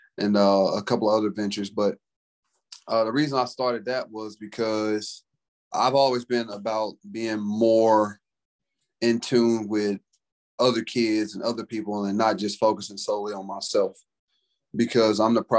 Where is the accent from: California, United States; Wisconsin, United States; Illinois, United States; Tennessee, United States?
Tennessee, United States; Memphis; moved away as an adult; also born or lived in Missouri; I'm from Memphis, Tennessee.